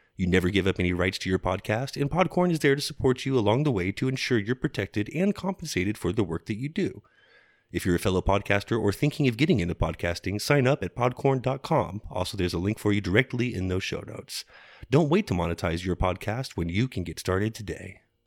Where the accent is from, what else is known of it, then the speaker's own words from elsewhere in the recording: Dallas, Texas, United States; We grew up in Dallas, and even as kids got taken to the famous Dick's Last Resort